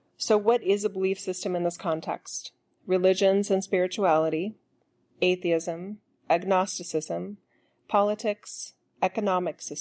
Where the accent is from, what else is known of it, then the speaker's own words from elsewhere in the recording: United States; I'm an American